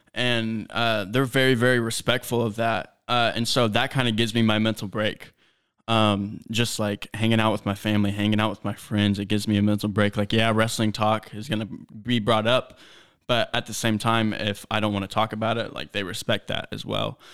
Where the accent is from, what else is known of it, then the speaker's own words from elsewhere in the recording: Terre Haute, Indiana, United States; growing up in Terre Haute